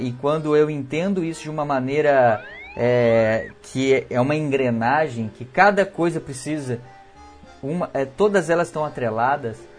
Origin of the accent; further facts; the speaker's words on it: Minas Gerais, Brazil; now in Rio Grande do Sul, Brazil; eu sou mineiro